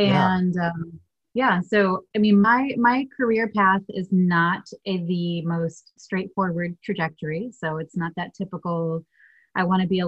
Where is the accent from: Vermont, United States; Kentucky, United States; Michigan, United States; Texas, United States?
Michigan, United States; also born or lived in Germany; And I did grow up bouncing between both Michigan and Germany, but I was born in Michigan.